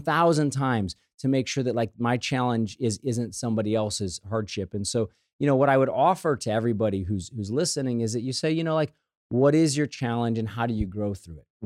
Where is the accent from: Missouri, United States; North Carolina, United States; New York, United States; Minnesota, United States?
Missouri, United States; St. Louis; When I was a kid, right, growing up in Saint Louis, we had the Saint Louis Post Dispatch in our house